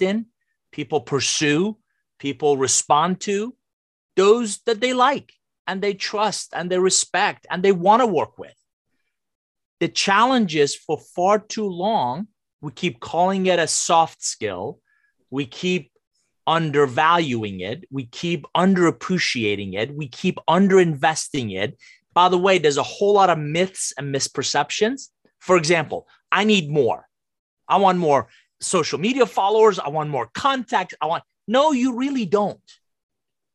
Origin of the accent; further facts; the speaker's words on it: Iran; English is a second language; now in United States; I'm originally from Iran, came to the US with a suitcase, $100, didn't know anybody, didn't speak a word of English